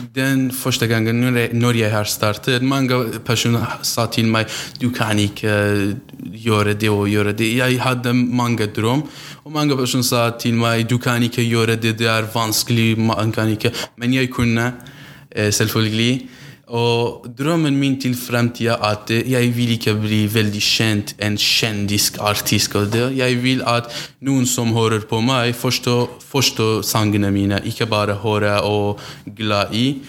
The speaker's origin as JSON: {"language": "Norwegian", "region": "Iranian Kurdistan", "country": "Iran", "second_language": "Norwegian", "moved": "as an adult", "lives_now": "Kongsberg, Norway", "said": "jeg er fra Kurdistan, Iran"}